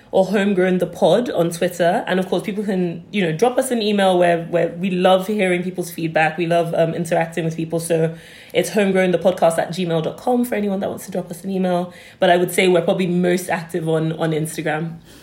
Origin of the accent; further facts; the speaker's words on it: London, United Kingdom; when I was growing up in, in London, when I was um, much younger, so about say 10